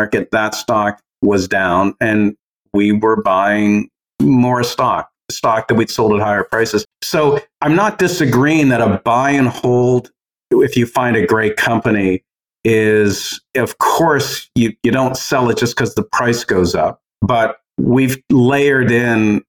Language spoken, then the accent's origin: English; Canada; as a Canadian